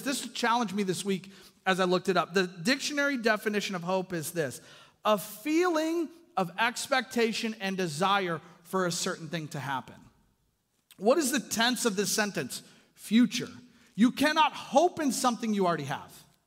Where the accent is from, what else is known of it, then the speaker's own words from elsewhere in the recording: Kitsap Peninsula, Washington, United States; I grew up on the Kitsap Peninsula